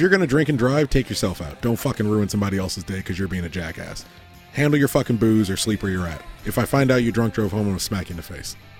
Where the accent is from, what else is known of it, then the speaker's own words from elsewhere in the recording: Southern California, United States; moved away; also born or lived in Oregon; growing up in Southern California